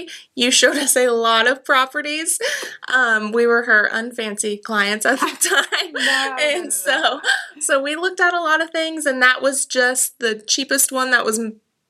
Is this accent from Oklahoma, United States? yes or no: yes; Tahlequah, Oklahoma, United States; also born or lived in Keys, Oklahoma / Woodall, Oklahoma; I've always lived in Cherokee County. Of course, Tahlequah is the biggest of that area, so I say I'm from Tahlequah, but I've lived in Keys, Woodall, you know, the smaller. Hobart. That's where a lot of my family's from